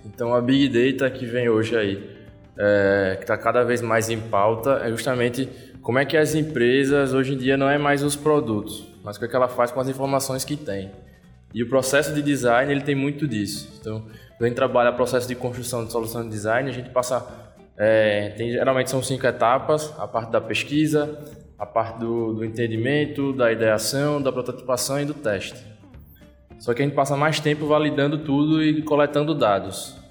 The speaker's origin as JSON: {"language": "Portuguese", "town": "Vitória de Santo Antão", "region": "Pernambuco", "country": "Brazil", "moved": "as an adult", "lives_now": "Recife, Brazil", "said": "eu sou de Vitória. É, sempre é bom voltar para a terra. Mas já tô, em Recife há cerca de seis anos"}